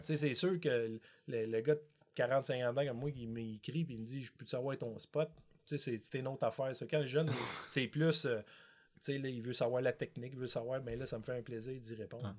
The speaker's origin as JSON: {"language": "French", "town": "Montreal", "region": "Quebec", "country": "Canada", "tie": "born or raised there", "said": "j'étais un petit gars de Montréal"}